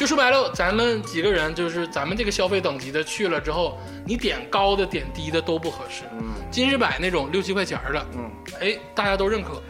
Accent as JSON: {"language": "Chinese", "region": "Northeast China", "country": "China", "said": "咱们东北人"}